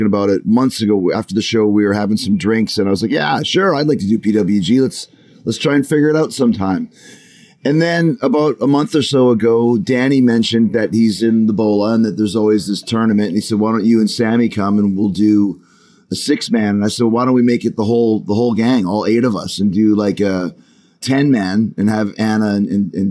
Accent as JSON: {"language": "English", "country": "Canada", "tie": "born or raised there", "said": "when I grew up, we had all the BBC shows on CBC"}